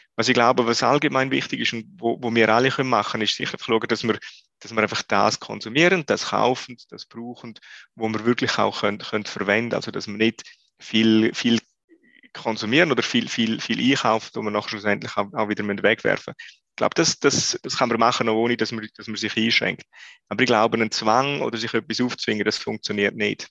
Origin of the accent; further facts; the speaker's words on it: Switzerland; wir als Schweizer